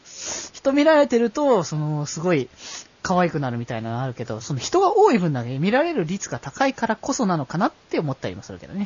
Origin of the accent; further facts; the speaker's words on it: Aichi, Japan; moved away; 地元の愛知県